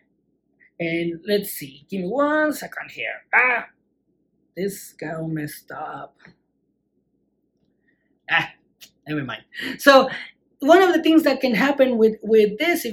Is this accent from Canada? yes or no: no; Mexico; growing up in Mexico.